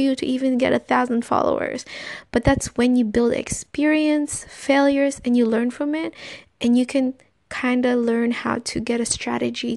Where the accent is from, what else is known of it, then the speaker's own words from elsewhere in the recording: Philippines; in my country, I am Filipino